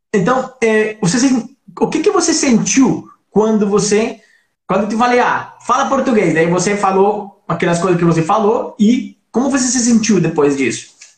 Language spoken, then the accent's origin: Portuguese; Colombia; Portuguese is a second language; moved away; somos dois colombianos